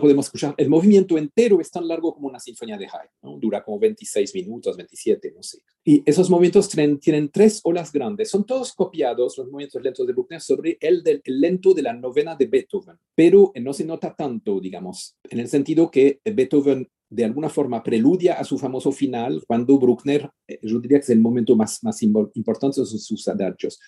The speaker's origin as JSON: {"language": "Spanish", "country": "Switzerland", "tie": "born or raised there", "said": "yo nací en Suiza"}